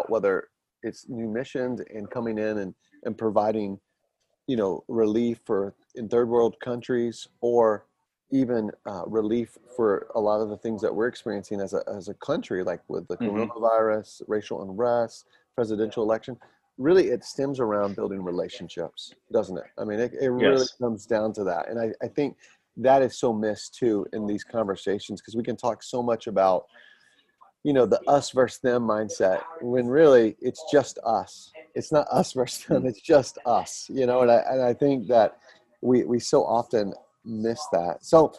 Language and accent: English; Atlanta, Georgia, United States; now in Pennsylvania, United States; I'm originally from Atlanta